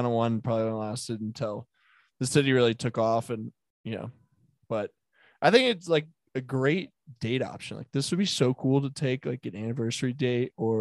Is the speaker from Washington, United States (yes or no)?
no; Denver, Colorado, United States; it's where I'm born and raised in Denver, if that's the thing, was the Highlands.